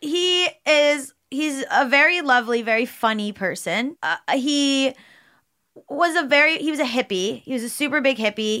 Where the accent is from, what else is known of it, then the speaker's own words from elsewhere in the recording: South Florida, United States; we grew up in South Florida